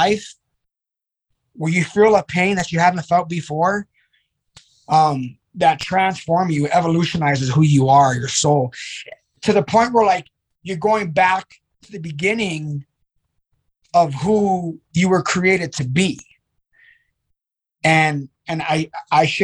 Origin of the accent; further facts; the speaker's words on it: New York City, New York, United States; growing up in the Bronx in the early 80s